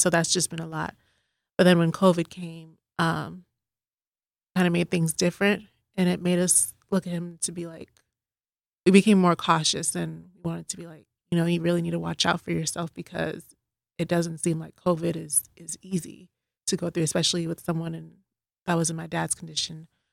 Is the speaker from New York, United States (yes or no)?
no; Boston, Massachusetts, United States; now in Dallas, United States; I'm originally from Boston, but I've lived in Dallas for about fifteen years now